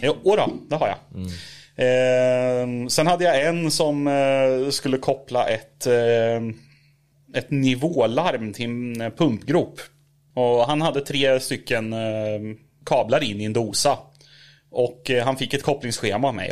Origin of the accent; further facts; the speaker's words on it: Norrköping, Östergötland, Sweden; jag är, eh, född och uppvuxen i Norrköping